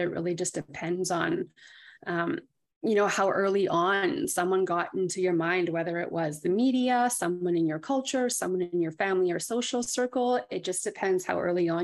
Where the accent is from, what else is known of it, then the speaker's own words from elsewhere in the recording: Thunder Bay, Ontario, Canada; moved away as an adult; now in Ottawa, Canada; Originally, I'm from Thunder Bay, Ontario